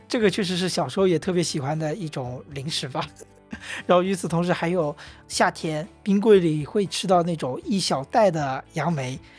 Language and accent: Chinese; Wenzhou, Zhejiang, China; also born or lived in Hangzhou; 都是温州人